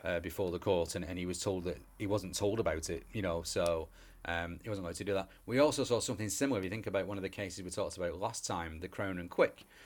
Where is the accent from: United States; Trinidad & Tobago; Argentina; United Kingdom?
United Kingdom; England; we're English